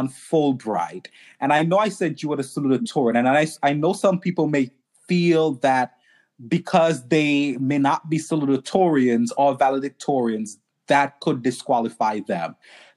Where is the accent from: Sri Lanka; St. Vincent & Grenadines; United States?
St. Vincent & Grenadines; I'm from St. Vincent